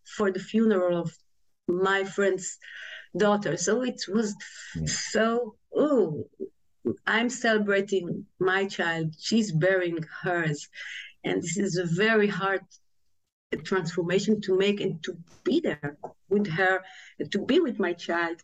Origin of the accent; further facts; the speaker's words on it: Tel Aviv, Tel Aviv District, Israel; I was born in Tel Aviv and raised in a big family, a traditional Jewish family